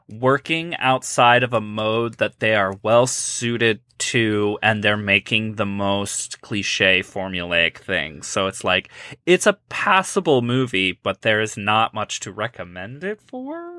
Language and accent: English; Midwest, United States; I am from the Midwest